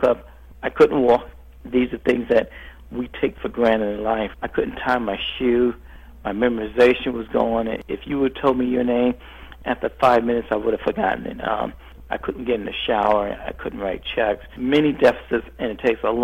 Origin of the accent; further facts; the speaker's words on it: New York City, New York, United States; I grew up in New York City, in a tough neighborhood in New York City